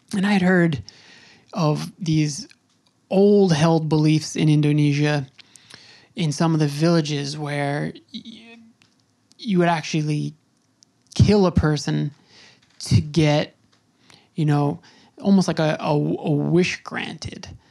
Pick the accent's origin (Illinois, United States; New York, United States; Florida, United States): New York, United States; Long Island; now in Brooklyn, United States; I grew up on Long Island